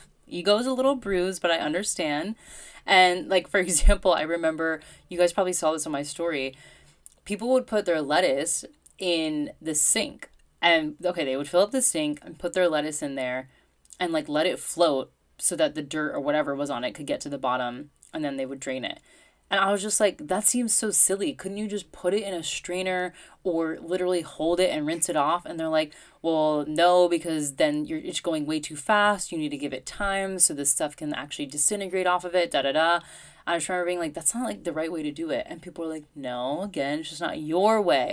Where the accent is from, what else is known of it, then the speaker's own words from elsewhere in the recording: United States; moved away; as an American.